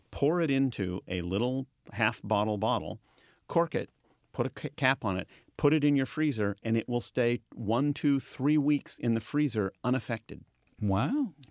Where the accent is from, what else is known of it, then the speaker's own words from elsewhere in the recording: Marysville, United States; born there; I, I was born in Marysville.